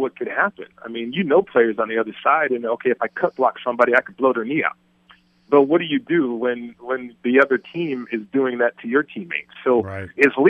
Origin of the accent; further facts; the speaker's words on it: Las Vegas, Nevada, United States; also born or lived in Colorado; I'm from Vegas